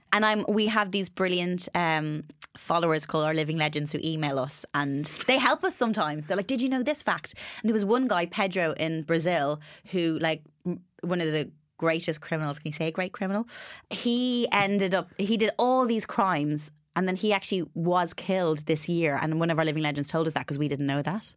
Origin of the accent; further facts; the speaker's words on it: Ireland; moved away; growing up in Ireland